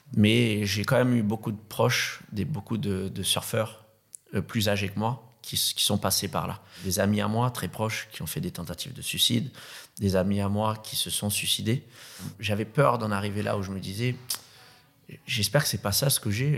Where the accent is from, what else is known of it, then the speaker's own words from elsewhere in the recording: Madagascar; moved away; also born or lived in Réunion; Je suis né à la Réunion, qui est une île paradisiaque. Ensuite, j'ai grandi à Madagascar, qui est une autre île paradisiaque